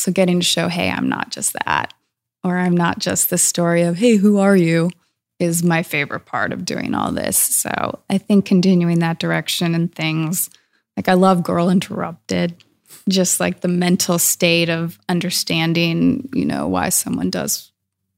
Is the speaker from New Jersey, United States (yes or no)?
no; Woodinville, Washington, United States; also born or lived in Scotland; I'm from Woodinville and I grew up